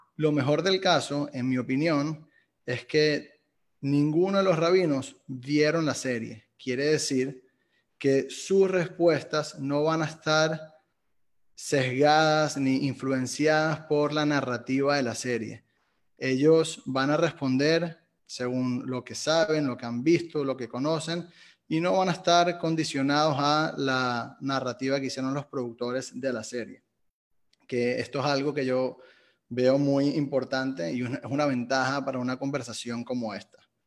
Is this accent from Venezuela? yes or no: yes; Venezuela; soy venezolano